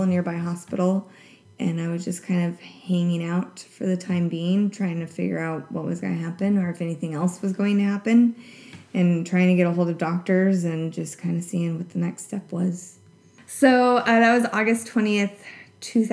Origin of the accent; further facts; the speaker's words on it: Centralia, Washington, United States; now in Seattle, United States; my hometown, Centralia